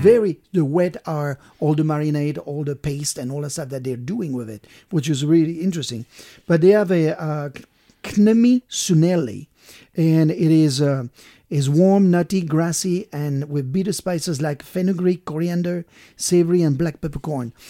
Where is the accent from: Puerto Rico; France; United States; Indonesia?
France; Brittany; moved away; I'm from Brittany